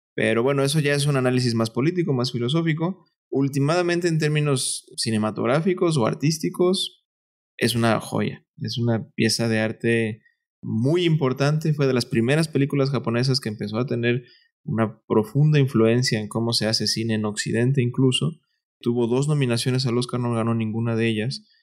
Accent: Veracruz, Mexico; moved away as an adult; also born or lived in Mexico City; Yo soy de Veracruz y cuando vine a estudiar a la Ciudad de México, me quedé con un tío

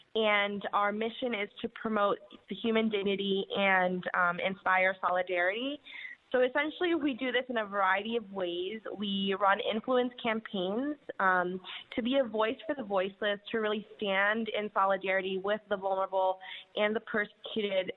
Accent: New York City, New York, United States; I uh, was born and raised in New York City

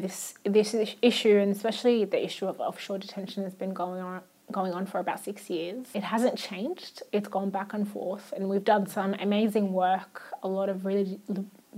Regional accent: Australia; first language Arabic; English is a second language; also born or lived in Iraq; growing up in Australia

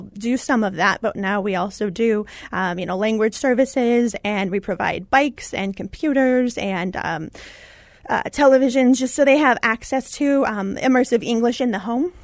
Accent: Indiana, United States; I was born in Indiana

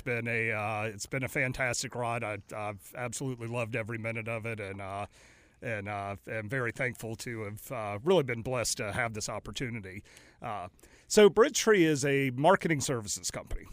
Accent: Raleigh, North Carolina, United States; also born or lived in New Orleans / Greenville, North Carolina / Greensboro, North Carolina; now in Mooresville, United States; I grew up in Raleigh, Durham

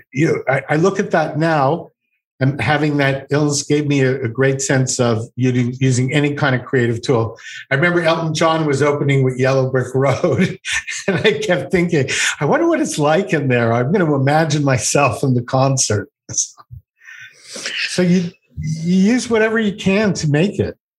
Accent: Montreal, Quebec, Canada; I'm from Montreal

